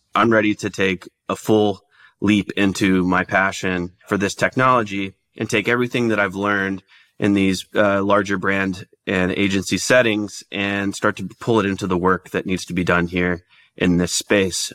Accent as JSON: {"language": "English", "town": "Dallas", "region": "Texas", "country": "United States", "also_born_or_lived": "Oklahoma", "moved": "yes", "said": "I'm from Dallas originally"}